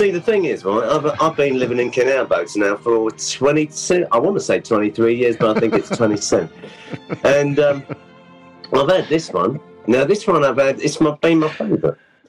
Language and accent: English; London, United Kingdom; I was within the sound of the bells, if you know what I mean.